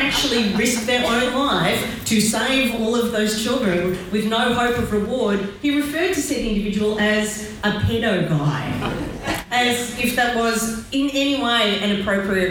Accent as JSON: {"language": "English", "country": "Australia", "said": "Being Australian"}